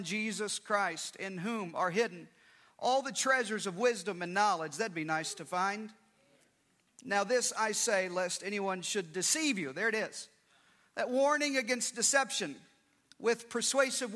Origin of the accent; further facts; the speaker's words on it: Arkansas, United States; I grew up in Arkansas